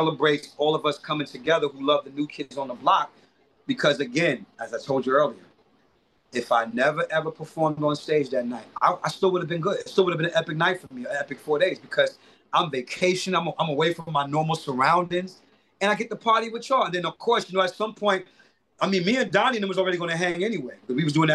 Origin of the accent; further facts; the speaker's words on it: New York City, New York, United States; also born or lived in Bedford-Stuyvesant, Brooklyn; I'm from Crown Heights, Brooklyn